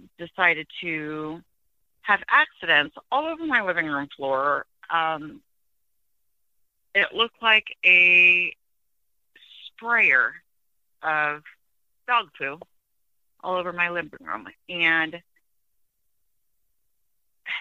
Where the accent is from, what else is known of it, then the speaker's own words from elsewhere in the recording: Iowa, United States; I'm from Iowa